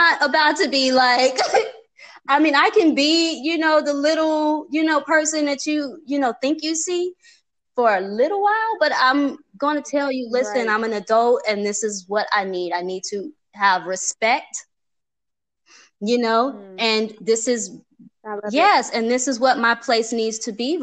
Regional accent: Chicago, Illinois, United States; now in Atlanta, United States; I'm from Chicago

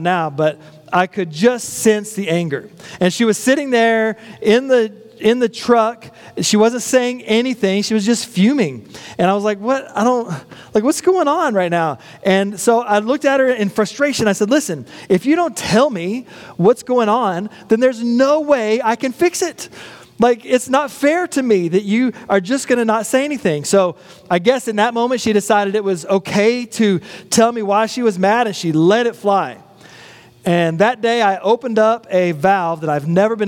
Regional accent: West Texas, United States; a boy growing up in West Texas

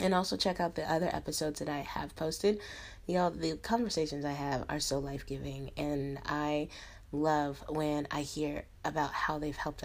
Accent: Denver, Colorado, United States; moved away as an adult; now in China; I'm from Denver, Colorado

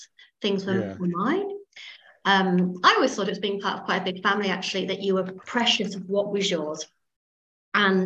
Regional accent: Derbyshire, East Midlands, United Kingdom; I grew up in Derbyshire

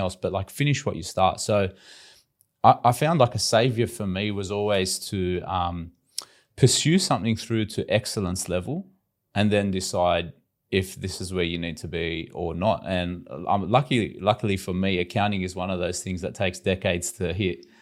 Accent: Sydney, New South Wales, Australia; we grew up in Western Sydney in, you know, typical immigrant families, big Lebanese

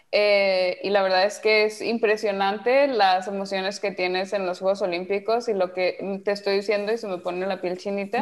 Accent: Mexico; moved away as an adult; now in Netherlands; yo sigo siendo mexicana

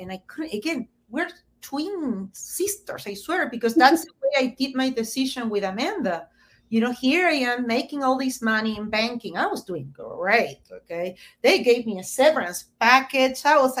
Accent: Argentina; moved away; I came from Argentina, where recession and inflation is a constant.

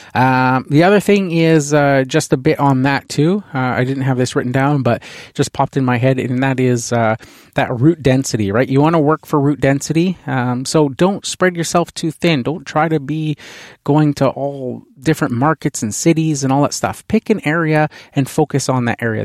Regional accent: Canada; being Canadian here, uh, hockey is a huge, uh, the N H L team here is the, the, um, Vancouver Canucks

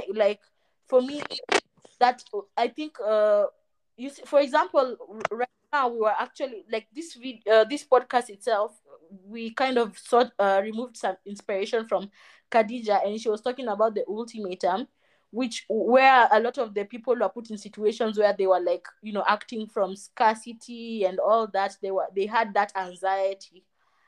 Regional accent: Kenya; I'm from Kenya

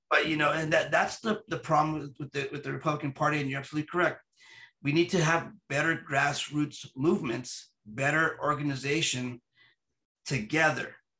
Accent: United States; I'm an American citizen with Latino ethnicity

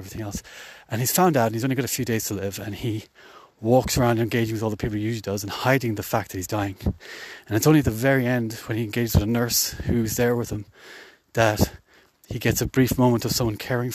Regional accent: Ireland; in Ireland, but more specifically where I grew up

